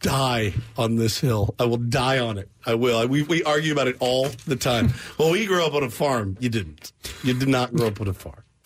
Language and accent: English; Texas, United States; I'm from Texas.